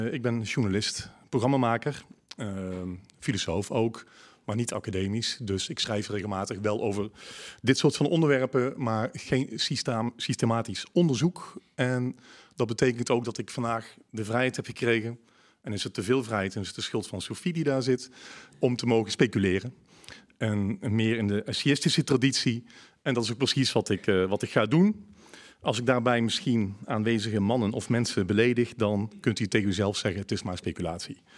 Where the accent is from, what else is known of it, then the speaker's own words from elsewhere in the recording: North Brabant, Netherlands; accent: Brabant; Ik hoop dat, het, eh, dat jullie mij goed kunnen verstaan. Met mijn Brabants accent.